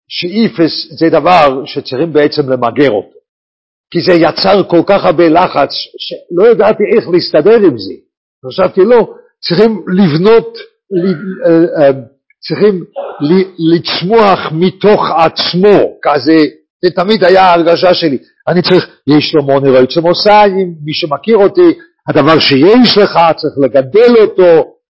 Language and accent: Hebrew; Bnei Brak, Tel Aviv District, Israel; אני נולדתי בבני ברק